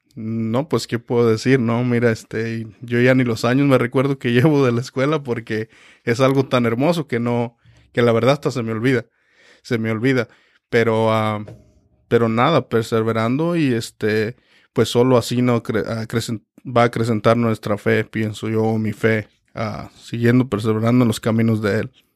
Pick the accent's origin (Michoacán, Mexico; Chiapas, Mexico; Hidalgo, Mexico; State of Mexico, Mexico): Michoacán, Mexico; now in Reading, United States; soy también mexicano de Michoacán, México